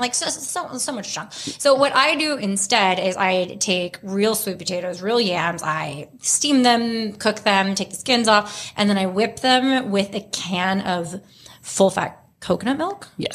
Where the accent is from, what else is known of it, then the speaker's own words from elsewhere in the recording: Houston, Texas, United States; moved away as an adult; also born or lived in Vancouver, Canada; now in Los Angeles, United States; I grew up in Texas